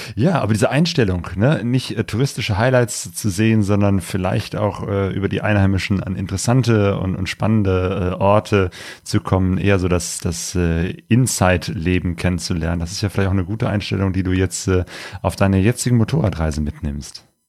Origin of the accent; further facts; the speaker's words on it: Cologne, North Rhine-Westphalia, Germany; ich äh, bin gebürtiger Kölner